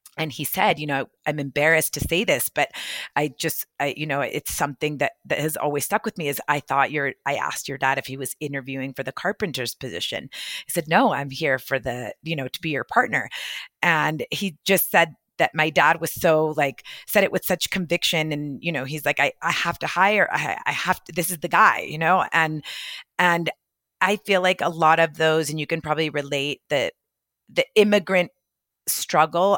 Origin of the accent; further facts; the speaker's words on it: El Paso, Texas, United States; moved away as an adult; also born or lived in Orlando, Florida / New York; growing up in El Paso